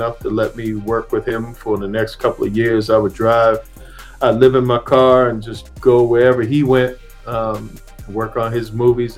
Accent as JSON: {"language": "English", "town": "Annapolis", "region": "Maryland", "country": "United States", "said": "I'm from Maryland, Annapolis, Maryland, to be specific"}